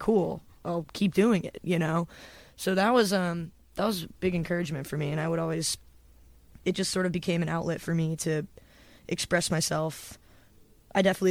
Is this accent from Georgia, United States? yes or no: yes; Johns Creek, Georgia, United States; moved away as an adult; also born or lived in Athens, Georgia; now in Nashville, United States; my hometown, which is called Johns Creek. And it's a suburb